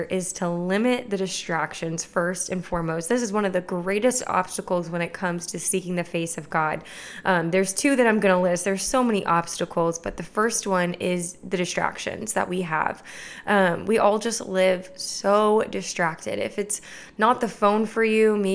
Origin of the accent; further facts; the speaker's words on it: Clermont, Florida, United States; Lakeside Church in my hometown in Claremont, Florida